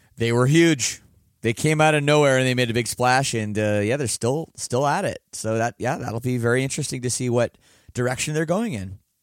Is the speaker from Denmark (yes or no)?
no; Canada; I am Canadian, and I took French up till grade ten